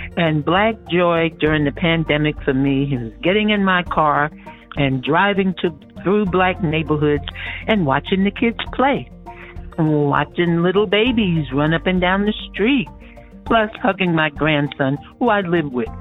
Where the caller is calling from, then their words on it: Winfield, Kansas, United States; I'm calling from uh, Winfield, Kansas